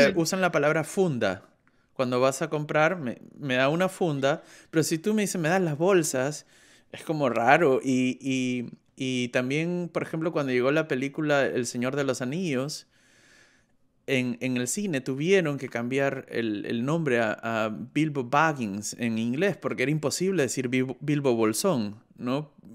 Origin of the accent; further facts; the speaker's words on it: Peru; now in Germany; soy del Perú, pero vivo en Alemania